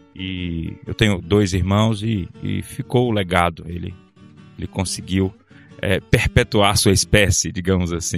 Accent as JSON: {"language": "Portuguese", "town": "Almenara", "region": "Minas Gerais", "country": "Brazil", "tie": "born or raised there", "also_born_or_lived": "Belo Horizonte", "said": "eu sou mineiro, sou natural de uma cidade no nordeste de Minas, chamada Almenara"}